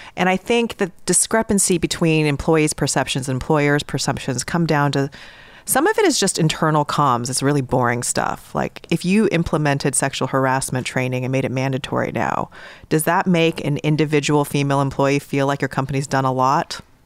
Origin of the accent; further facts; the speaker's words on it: New York, United States; I'm in from New York